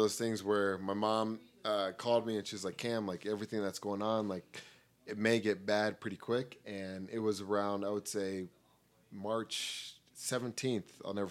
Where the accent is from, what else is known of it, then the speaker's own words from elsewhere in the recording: Colorado, United States; moved away as an adult; now in Monterey, United States; I moved from Colorado to Monterey, California in the Northern Bay of California. I'm very close to San Francisco.